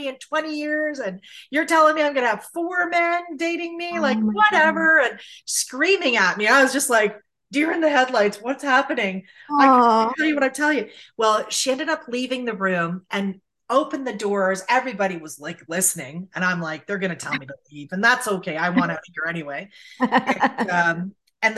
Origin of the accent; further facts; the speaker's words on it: St. Catharines, Ontario, Canada; I'm from St. Catharines